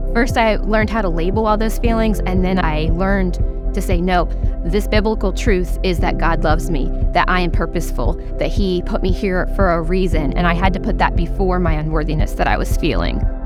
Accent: Oklahoma, United States; I'm from Oklahoma. Like my whole family's from Texas

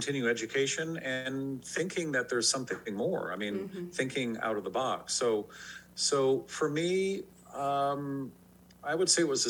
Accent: San Francisco, California, United States; I grew up in San Francisco

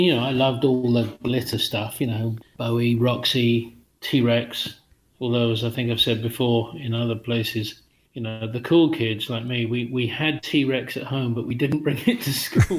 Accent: England, United Kingdom; now in Massachusetts, United States; that was a thing about growing up in England that time.

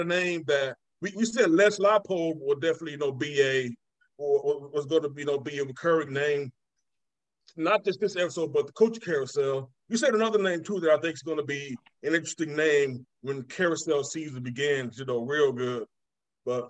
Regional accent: Columbus, Georgia, United States; we're from Columbus

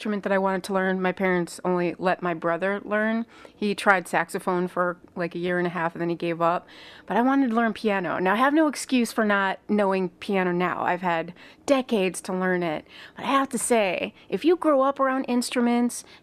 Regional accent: Chicago, Illinois, United States; growing up in Chicagoland

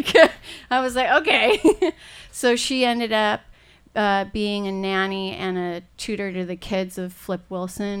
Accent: Puerto Rico; also born or lived in Chile; now in Los Angeles, United States; I was just a year and a half old, and then my parents wanted the American dream, and they immigrated to Puerto Rico

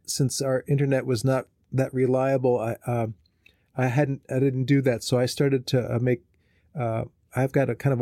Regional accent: New Jersey, United States; moved away as an adult; also born or lived in Bethlehem, Pennsylvania; now in Minnesota, United States; I am from New Jersey, and I grew up there, and I moved to Pennsylvania to go to school

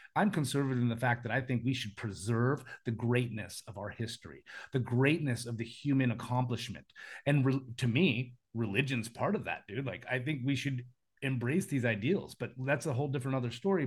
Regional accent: United States; moved away; I live in a foreign country and I'm American

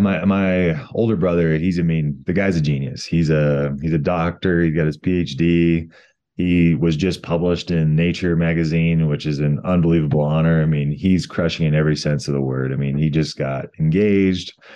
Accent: Colorado, United States; my home state of Colorado

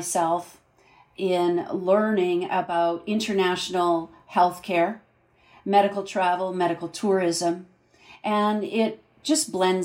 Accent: Canada; I'm a Canadian entrepreneur

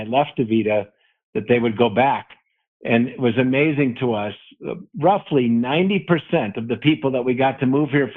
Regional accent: Wisconsin, United States; now in Colorado, United States; I was raised in Wisconsin and got exposed to Colorado and vowed that I would live here someday.

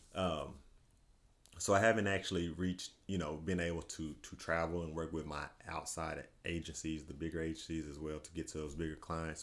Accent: Paris, Texas, United States; moved away as an adult; now in Dallas, United States; I grew up in Paris, Texas

